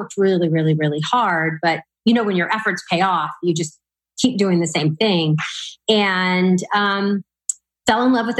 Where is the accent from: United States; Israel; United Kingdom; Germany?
United States; Louisiana; born or raised there; moved away as an adult; now in Texas, United States